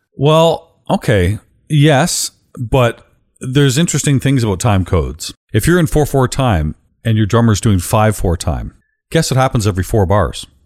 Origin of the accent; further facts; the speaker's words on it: Canada; being Canadian